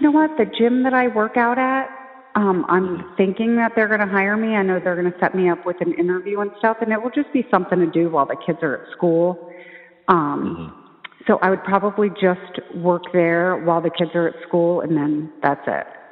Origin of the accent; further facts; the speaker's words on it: New Jersey, United States; I'm from New Jersey.